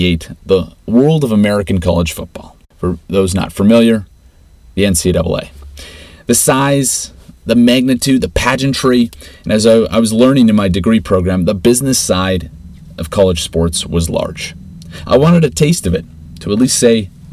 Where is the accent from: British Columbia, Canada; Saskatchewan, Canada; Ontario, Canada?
Saskatchewan, Canada; Regina; Growing up in Regina, there's a close-knit culture and community bond